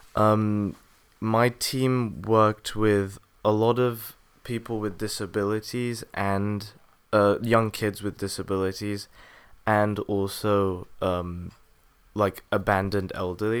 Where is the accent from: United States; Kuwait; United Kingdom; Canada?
United Kingdom; England; I was born in England